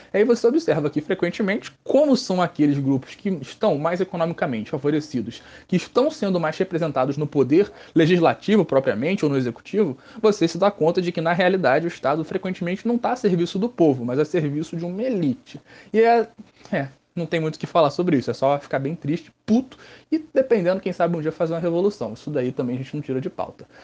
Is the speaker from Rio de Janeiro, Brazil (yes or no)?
yes; Rio de Janeiro, Brazil; eu sou do Rio de Janeiro, do estado do Rio de Janeiro, é um pulo para eles chegarem aqui na minha cidade.